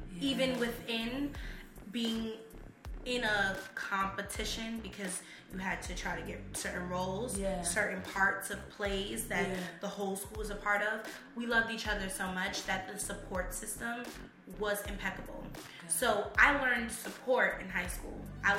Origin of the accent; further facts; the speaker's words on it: Bronx, New York, United States; So growing up in the Bronx, just I went to Kipps Bay Boys and Girls Club.